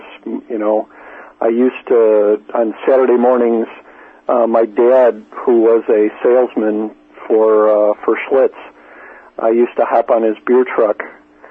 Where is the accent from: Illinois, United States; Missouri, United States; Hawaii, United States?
Illinois, United States; northwest suburbs of Chicago; moved away; also born or lived in Minnesota; It was a suburb of Chicago. It was one of the northwest suburbs of Chicago